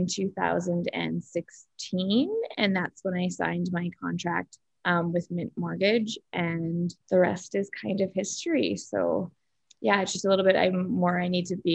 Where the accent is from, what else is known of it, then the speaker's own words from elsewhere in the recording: Saskatoon, Saskatchewan, Canada; I grew up in Saskatoon